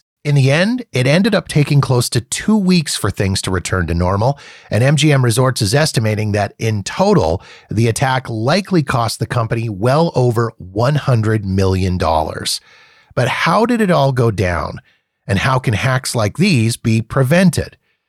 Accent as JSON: {"language": "English", "town": "Winnipeg", "region": "Manitoba", "country": "Canada", "tie": "born or raised there", "said": "he shared the story of his first visit to my hometown of Winnipeg and the uniquely Winnipeg experience he got to be a part of."}